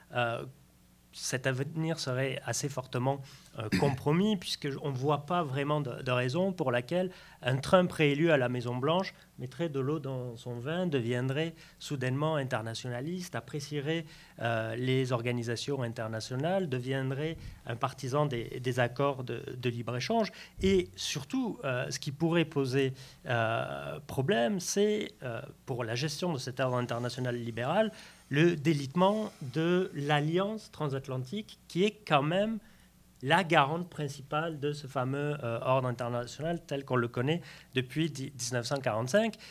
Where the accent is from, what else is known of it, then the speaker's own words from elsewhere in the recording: Lourdes, Occitania, France; J'ai grandi à Lourdes